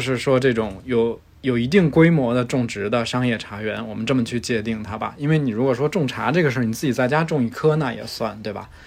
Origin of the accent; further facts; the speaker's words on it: Beijing, China; now in Chengdu, China; 我是一个北京人，目前生活在成都